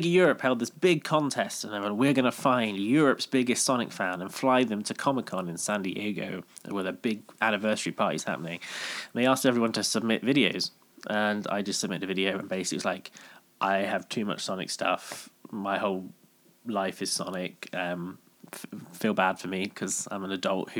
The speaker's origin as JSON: {"language": "English", "town": "Bristol", "region": "South West England", "country": "United Kingdom", "tie": "born or raised there", "said": "just growing up in Bristol, worked in retail"}